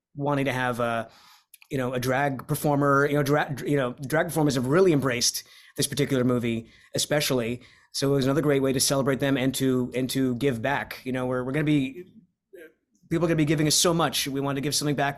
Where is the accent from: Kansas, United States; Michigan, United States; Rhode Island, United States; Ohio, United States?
Rhode Island, United States; moved away; I'm from Rhode Island or, originally